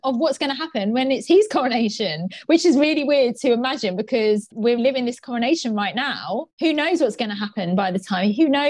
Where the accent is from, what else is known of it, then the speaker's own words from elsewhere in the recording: United Kingdom; us as British people